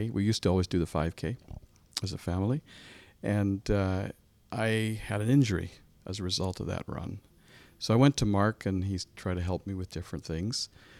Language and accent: English; Ottawa, Ontario, Canada; also born or lived in Manotick; I grew up in Ottawa.